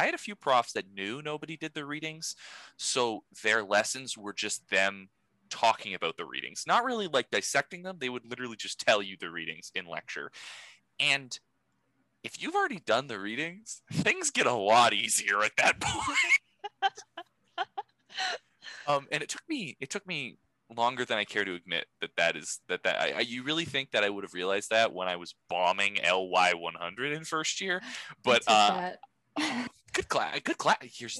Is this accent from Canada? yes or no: no; France; Oh, I know, but these are fancy words. We're from France, so this is a highbrow podcast.